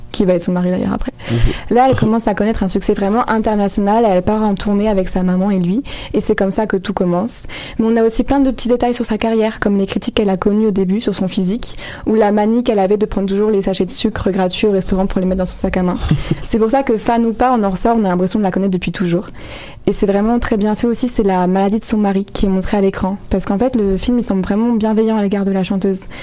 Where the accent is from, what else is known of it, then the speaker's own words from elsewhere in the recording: France; Je suis française